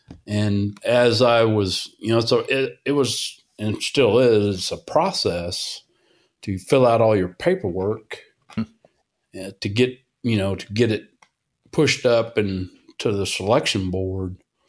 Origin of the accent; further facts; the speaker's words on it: Illinois, United States; also born or lived in California; And I was born in California. He was stationed out there and then moved around a bit and then wound up in Central Illinois there for probably about 10 years.